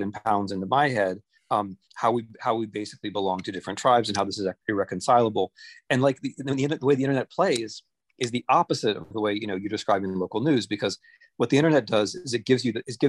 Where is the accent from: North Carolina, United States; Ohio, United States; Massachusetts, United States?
Ohio, United States; when I grew up in Ohio, I had a local newspaper in my little town